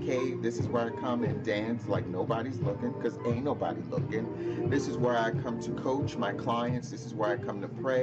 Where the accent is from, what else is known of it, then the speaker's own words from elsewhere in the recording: New Jersey, United States; moved away as an adult; also born or lived in Baltimore, Maryland; In 2011 is when I moved back to New Jersey from Baltimore